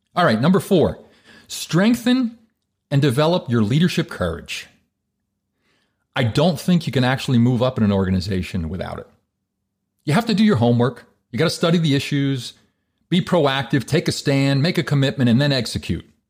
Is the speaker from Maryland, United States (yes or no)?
no; New Jersey, United States; I'm from Jersey.